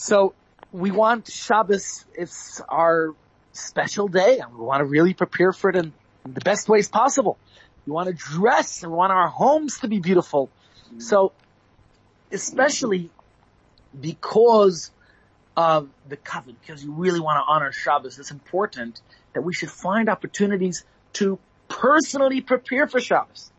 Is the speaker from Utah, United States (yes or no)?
no; New York, United States; now in South Africa; as a child growing up in New York